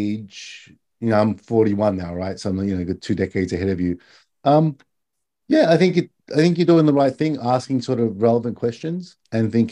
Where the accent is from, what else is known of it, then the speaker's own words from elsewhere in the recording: Australia; now in Japan; I'm Australian